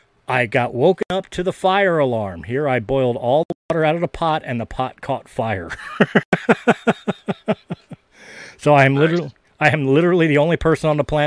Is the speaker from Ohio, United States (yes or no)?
no; Philadelphia, Pennsylvania, United States; I'm from Philly.